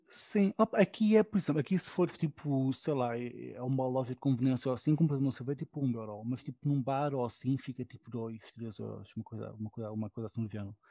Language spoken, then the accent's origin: Portuguese; Portugal; now in Berlin, Germany; Há um sítio onde eu de vez em quando vou com outro amigo meu português também